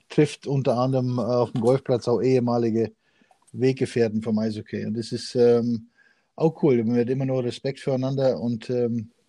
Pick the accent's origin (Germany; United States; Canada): Canada; ich war als Jugendlicher viel in Canadian Open, weil ich da eben aufgewachsen bin in Kanada